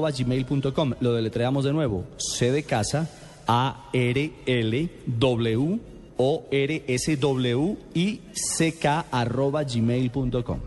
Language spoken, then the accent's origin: Spanish; Colombia; como colombiano